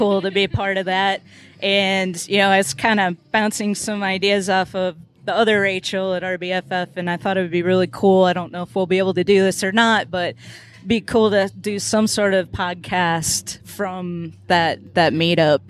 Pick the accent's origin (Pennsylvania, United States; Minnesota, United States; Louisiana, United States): Minnesota, United States; now in Tennessee, United States; I'm from Minnesota